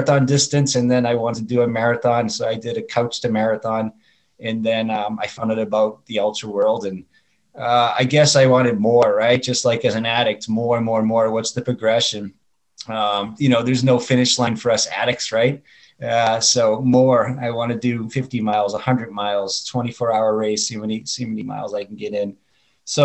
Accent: Boston, Massachusetts, United States; now in Chandler, United States; I live in Chandler, Arizona. I grew up in Boston, Massachusetts.

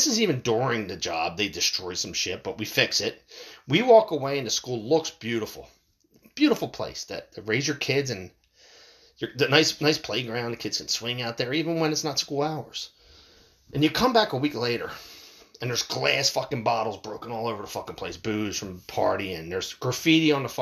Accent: United States

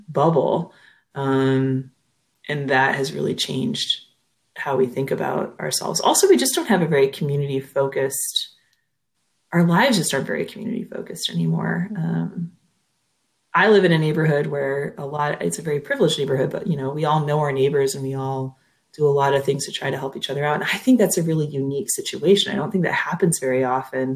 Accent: Minnesota, United States; accent: Minnesota; And do you hear my accent come out there too? Winona, Minnesota

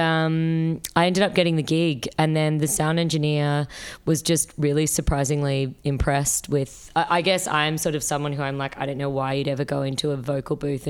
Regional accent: Sydney, New South Wales, Australia; moved away as an adult; also born or lived in New York; now in Melbourne, Australia; I grew up in Sydney.

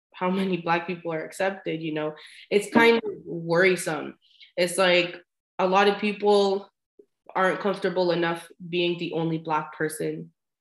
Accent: Canada; as a Canadian

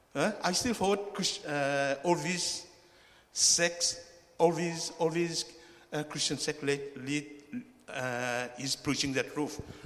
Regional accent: Mauritius; moved away as an adult; also born or lived in United Kingdom; now in Australia; I was born in Mauritius, I am the first generation Chinese in Mauritius

